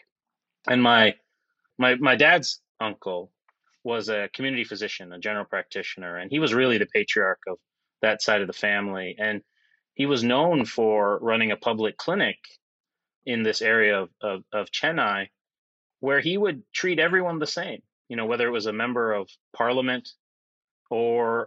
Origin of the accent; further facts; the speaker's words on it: outside of Chicago, Illinois, United States; I grew up outside of Chicago.